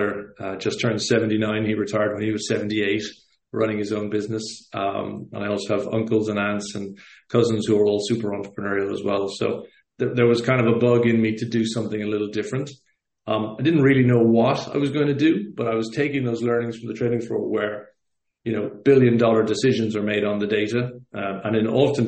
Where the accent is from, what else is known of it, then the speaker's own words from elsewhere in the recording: Cork, Munster, Ireland; moved away as an adult; now in Lisbon, Portugal; So I'm from Ireland originally. Grew up in Cork